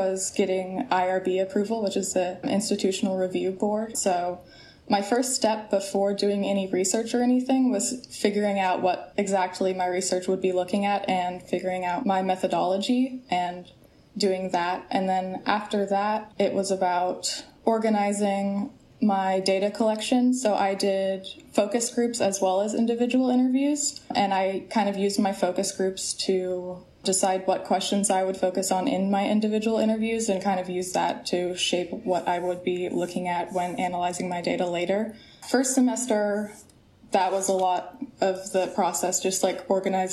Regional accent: Corvallis, Oregon, United States; I grew up in Corvallis, Oregon, and I wanted to stay in the area.

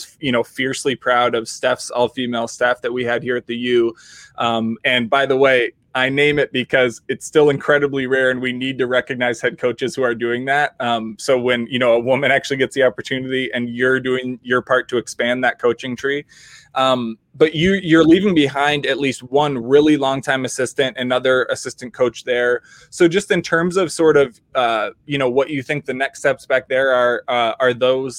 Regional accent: Minnesota, United States; if you're stuck in the Midwest as a Minnesotan

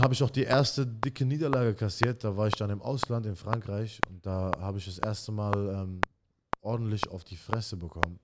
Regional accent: Mannheim, Baden-Württemberg, Germany; also born or lived in Iraq; ich bin in äh, Neckarstadt in Mannheim groß geworden

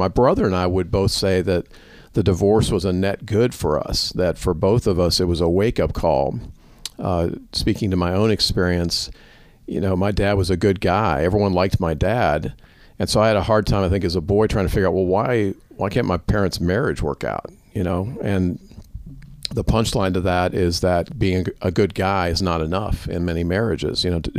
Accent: Louisville, Kentucky, United States; We were raised in Louisville, and my dad published it.

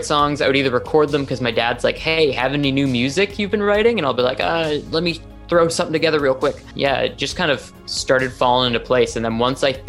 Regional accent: Toronto, Ontario, Canada; I am a musician from Toronto, Ontario

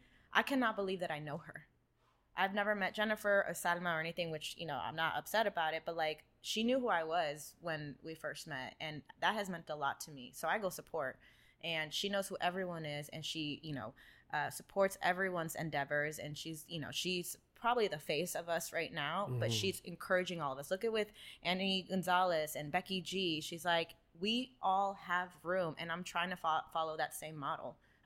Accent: California, United States; I was born in Paramount, and we lived in East LA, and that's where my grandmother lived.

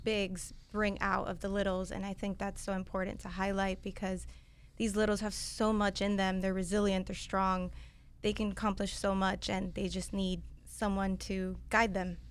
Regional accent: Miami, Florida, United States; I grew up in Miami, born and raised

